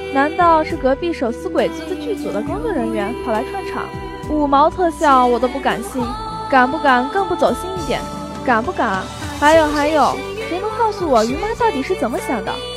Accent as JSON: {"language": "Chinese", "region": "southern China", "country": "China", "moved": "yes", "said": "作为一个南方人"}